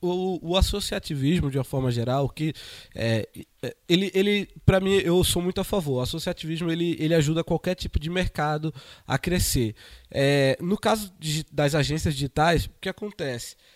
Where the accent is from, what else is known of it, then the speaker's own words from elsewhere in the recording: Recife, Pernambuco, Brazil; eu venho de Recife, Recife temos a Brad, em Recife, as, os empresários almoçam junto